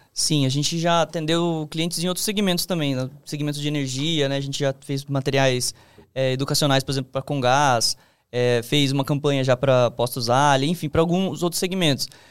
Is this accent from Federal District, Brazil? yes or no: no; Sorocaba, São Paulo, Brazil; moved away; eu vim do interior, né, de Sorocaba